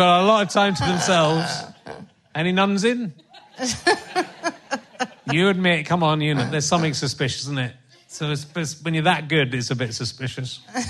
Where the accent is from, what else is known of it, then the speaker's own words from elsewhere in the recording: Northern Ireland, United Kingdom; Oh, I'm from Northern Ireland.